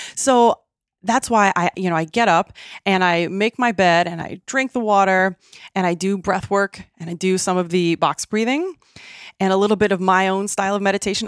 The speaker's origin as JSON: {"language": "English", "region": "Midwest", "country": "United States", "tie": "born or raised there", "moved": "yes", "lives_now": "San Diego, United States", "said": "I grew up in the Midwest"}